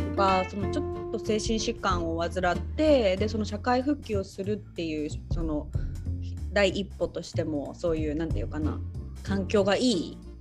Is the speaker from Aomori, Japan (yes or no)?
yes; Hachinohe, Aomori, Japan; 地元の八戸にはさ、そのエンブリっていう